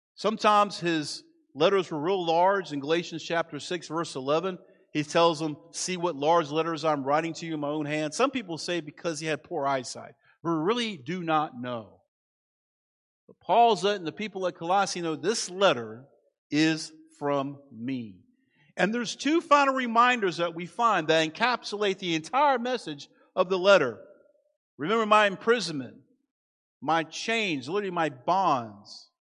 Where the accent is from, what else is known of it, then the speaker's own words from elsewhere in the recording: Manassas, Virginia, United States; moved away; I grew up in Manassas.